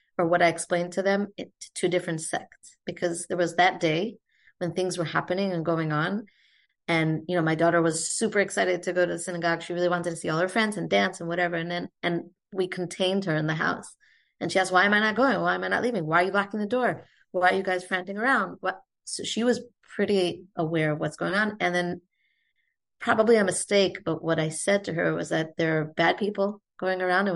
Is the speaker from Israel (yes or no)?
yes; Israel; also born or lived in United States; I grew up in Israel to American parents, but grew up here.